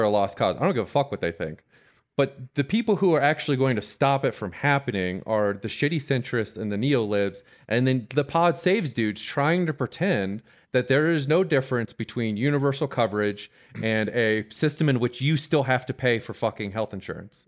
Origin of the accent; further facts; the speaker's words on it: Tampa, Florida, United States; my hometown of Tampa